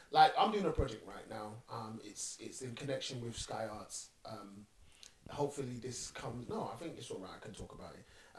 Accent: United Kingdom; As a Brit, because we haven't had those proper conversations yet.

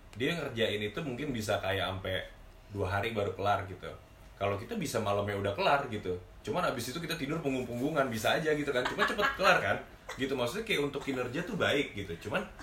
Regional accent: Bekasi, West Java, Indonesia; aku orang Bekasi

